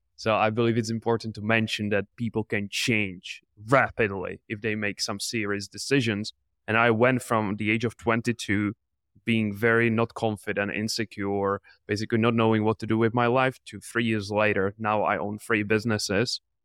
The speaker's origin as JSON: {"language": "English", "country": "Czechia", "said": "I'm from the Czech Republic"}